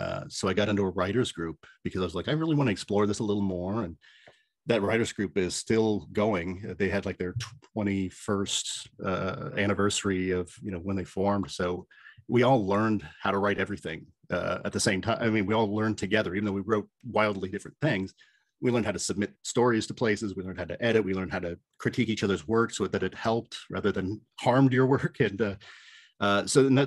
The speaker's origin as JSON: {"language": "English", "town": "Lima", "region": "Ohio", "country": "United States", "tie": "born or raised there", "also_born_or_lived": "Toledo", "said": "I ended up working radio in my hometown in Lima"}